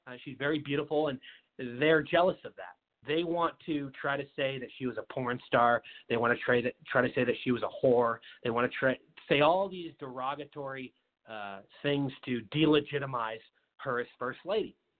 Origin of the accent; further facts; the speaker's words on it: Seattle, Washington, United States; moved away as an adult; now in Phoenix, United States; I live in Arizona. Everybody knows that, and uh, I'm from Seattle. Moved down here to Arizona about Phoenix, Arizona, about seven years ago